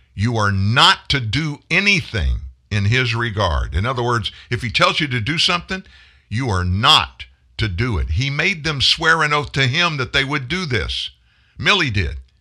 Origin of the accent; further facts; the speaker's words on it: the South, United States; I live in the South. I'm from the South